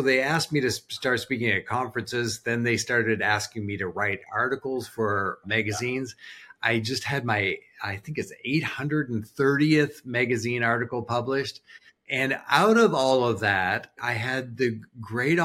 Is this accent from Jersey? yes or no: no; New Brunswick, Canada; moved away as an adult; now in United States; I was born in Canada, but now I'm an American